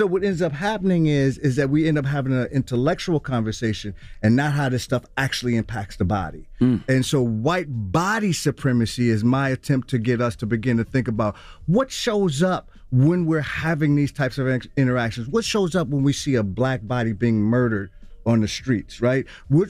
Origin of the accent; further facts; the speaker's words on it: Milwaukee, Wisconsin, United States; born and raised in Milwaukee, Wisconsin, and my journey in terms of my people and my grandmother.